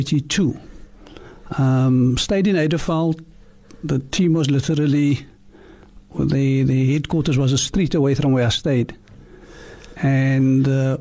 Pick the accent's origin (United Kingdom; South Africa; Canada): South Africa; Cape Town, Western Cape; also born or lived in Claremont, Cape Town; I was born in Claremont. And we were moved to Heidelberg in 1966 due to the Groep Eres Act